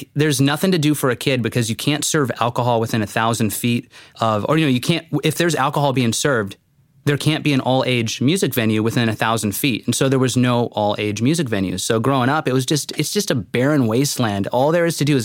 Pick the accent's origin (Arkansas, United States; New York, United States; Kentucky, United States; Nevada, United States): Nevada, United States; Las Vegas; moved away as an adult; also born or lived in Fullerton, California / Corpus Christi, Texas; now in San Diego, United States; Las Vegas, Nevada. Born and raised there